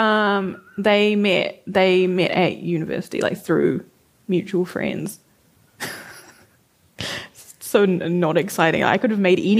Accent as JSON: {"language": "English", "region": "Auckland", "country": "New Zealand", "tie": "born or raised there", "said": "I used to write in the food court at Lynn Mall in New Lynn when I was a teenager because, like, I'm from West Auckland"}